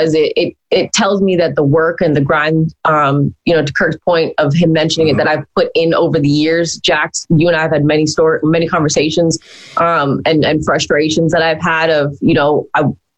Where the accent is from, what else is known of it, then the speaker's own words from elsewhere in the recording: Hamilton, Ontario, Canada; my hometown of Hamilton